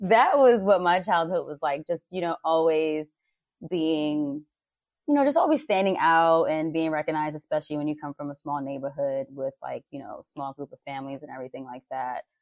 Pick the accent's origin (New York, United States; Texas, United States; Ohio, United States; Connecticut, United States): New York, United States; New York City; now in Los Angeles, United States; I grew up in Harlem, New York City